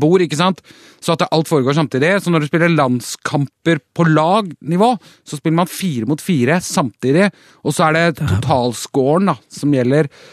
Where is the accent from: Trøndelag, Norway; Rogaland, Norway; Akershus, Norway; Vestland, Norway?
Akershus, Norway; Bærum; Kolsås i Bærum, der jeg vokste opp